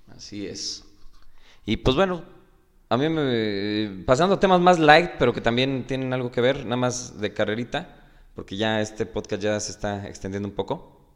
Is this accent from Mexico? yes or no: yes; Mexico